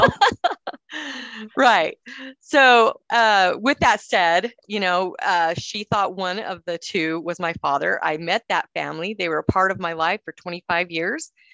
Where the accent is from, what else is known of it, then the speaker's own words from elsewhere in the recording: Cedar City, Utah, United States; also born or lived in Salt Lake City, Utah; I'm from Cedar City, Utah, so there's not a lot of people of color there either.